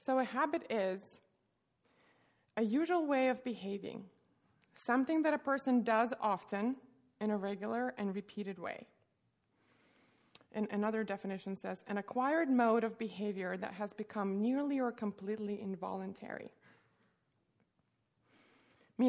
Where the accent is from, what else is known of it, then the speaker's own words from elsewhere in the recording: Russia; now in United States; I grew up in Russia